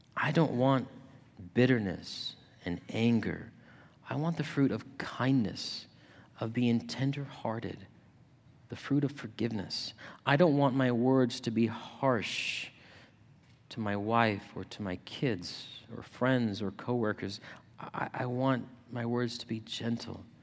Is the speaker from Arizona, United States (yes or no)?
yes; Yuma, Arizona, United States; now in Ohio, United States; my hometown of Yuma